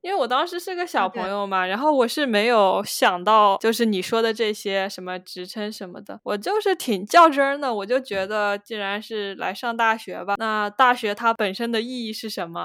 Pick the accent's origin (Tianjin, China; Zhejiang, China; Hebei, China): Zhejiang, China; Hangzhou; 我也是杭州人